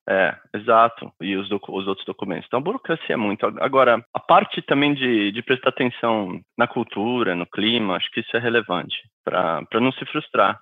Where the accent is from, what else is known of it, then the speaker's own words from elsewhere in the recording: Brazil; moved away as an adult; now in United States; Eu saí com 26 anos do Brasil